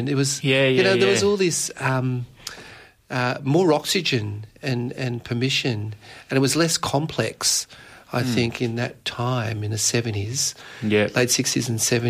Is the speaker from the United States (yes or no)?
no; Dandenong, Victoria, Australia; also born or lived in Mauritius; growing up in Dandenong